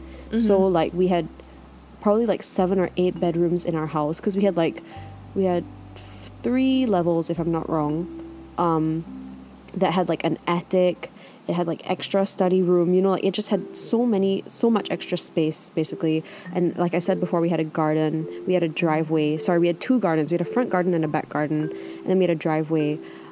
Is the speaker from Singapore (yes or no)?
yes; Singapore; also born or lived in Scotland; Because I was born in Scotland, right? But I moved back to Singapore and both my parents are Singaporean.